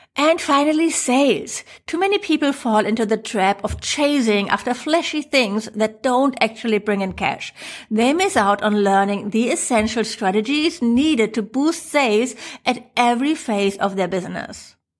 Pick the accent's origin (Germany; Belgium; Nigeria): Germany; accent: German; English is a second language; my funny German accent